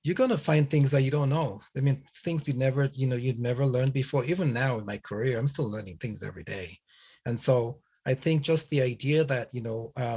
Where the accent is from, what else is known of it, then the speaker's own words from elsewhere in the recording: Nigeria; moved away; also born or lived in England / Canada; I was born in Nigeria, and I grew up in a family of attorneys